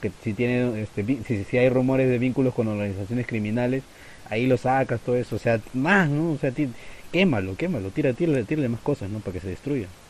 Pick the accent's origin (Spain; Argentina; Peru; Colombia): Peru; como peruano, porque si no, mis compatriotas me van a crucificar